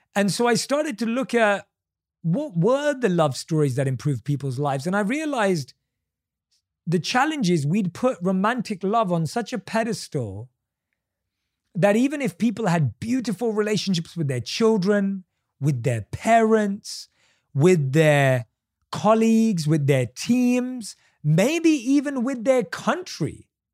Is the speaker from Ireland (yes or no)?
no; United Kingdom